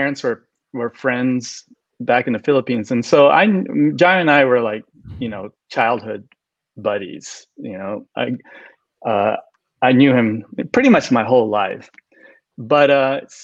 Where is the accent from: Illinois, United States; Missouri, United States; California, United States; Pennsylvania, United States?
California, United States; Southern; I grew up in Southern California